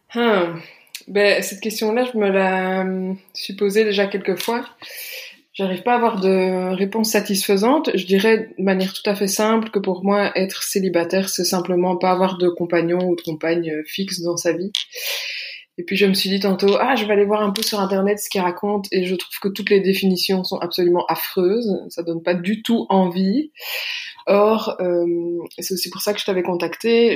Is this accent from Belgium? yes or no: yes; Belgium; j'habite en Belgique, je suis belge.